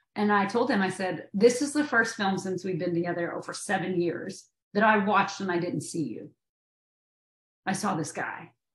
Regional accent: Maynardville, Tennessee, United States; moved away as an adult; I'm from Tennessee, and we there we say it Van Dien

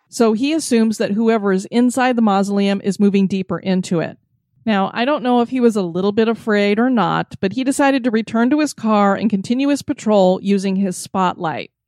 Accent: Florida, United States; my home state of Florida

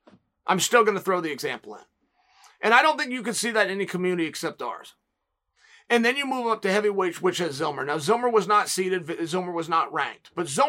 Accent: Oregon, United States; I'm from Oregon where Joe Russell is royalty.

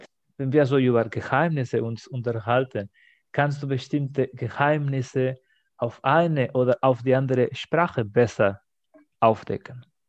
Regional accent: Spain; German is a second language; moved away as an adult; now in Germany; wo ich aufgewachsen bin in Spanien

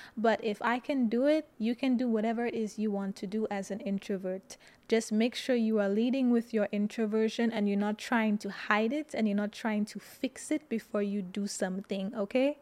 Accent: St. Lucia; moved away; When I speak sometimes, people always ask me, "Where are you from?" and I say Saint Lucia

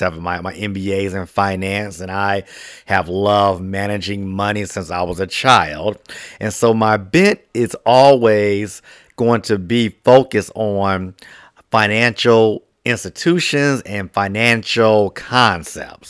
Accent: Washington, District of Columbia, United States; my hometown of, of, uh, D C

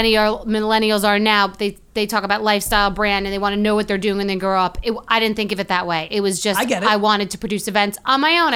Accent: New York, United States; also born or lived in Queens, New York / Long Island, New York / California / Fort Lauderdale, Florida; I grew up mostly in New York. Was born in Queens, lived in Long Island.

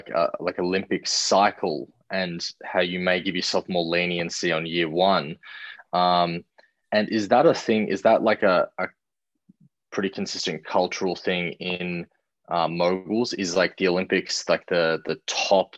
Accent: Australia; as an Australian

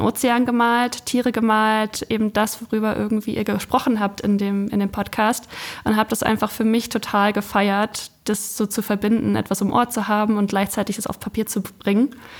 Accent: Ueckermünde, Mecklenburg-Vorpommern, Germany; Also ich komme von der Küste.

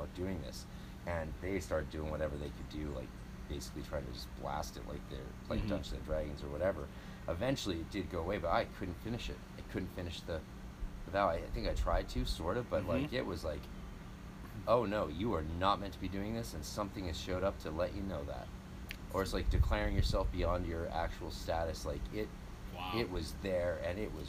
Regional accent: British Columbia, Canada; I'm Canadian.

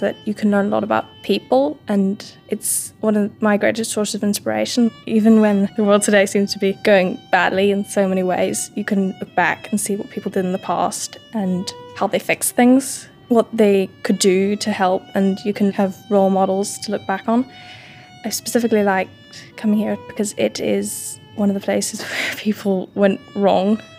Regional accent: Northern Ireland, United Kingdom; from Northern Ireland

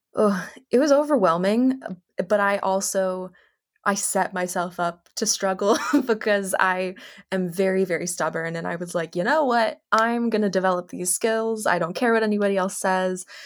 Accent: Los Angeles, California, United States; also born or lived in Connecticut; I was born and raised in Los Angeles

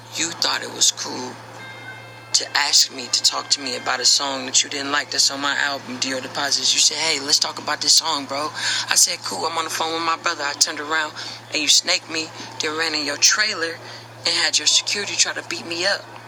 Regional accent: Oakland, California, United States; I'm a nigga from Oakland, California

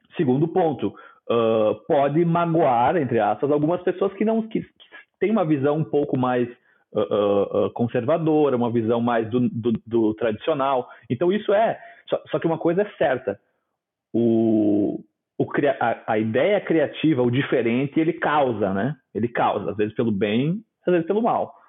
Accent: Nova Prata, Rio Grande do Sul, Brazil; sou do interior do Rio Grande do Sul, da Serra, de Nova Prata

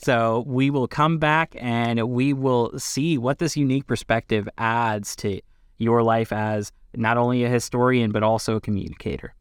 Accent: Lebanon, Pennsylvania, United States; I am from L-, Lebanon, Pennsylvania

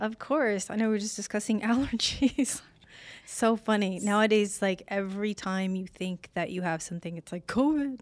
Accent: Illinois, United States; now in Las Vegas, United States; I'm from Illinois.

